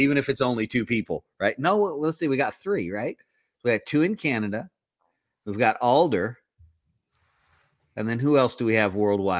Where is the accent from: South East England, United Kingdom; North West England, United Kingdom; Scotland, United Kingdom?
Scotland, United Kingdom; Yeah, I'm Scottish.